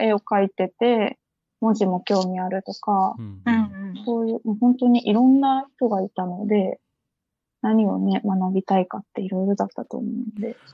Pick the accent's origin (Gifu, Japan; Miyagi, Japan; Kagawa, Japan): Kagawa, Japan; Kan'onji; moved away as an adult; also born or lived in Kyoto / Tokyo / Takamatsu; now in Osaka, Japan; 四国の、まあ、高松じゃない観音寺市ってとこ出身だったんですけど